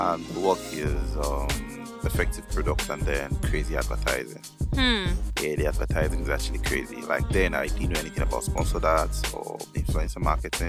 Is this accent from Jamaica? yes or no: no; Lagos, Nigeria; also born or lived in Kogi State; I'm born and brought up in Lagos